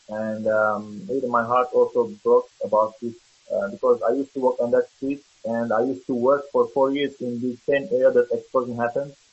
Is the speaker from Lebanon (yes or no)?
yes; Lebanon; moved away as an adult; now in Canada; I was born and raised in Lebanon for 35 years, and since two years ago I came to Canada.